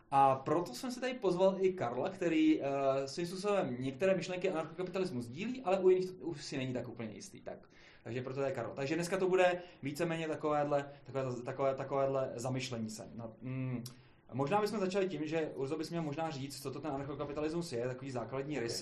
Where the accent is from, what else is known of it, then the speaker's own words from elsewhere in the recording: Hradec Králové, Hradec Králové Region, Czechia; jsem z Hradce Králový